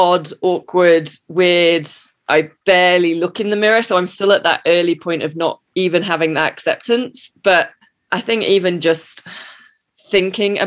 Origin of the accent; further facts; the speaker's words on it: United Kingdom; now in United States; I'm the British cynic. I'm in America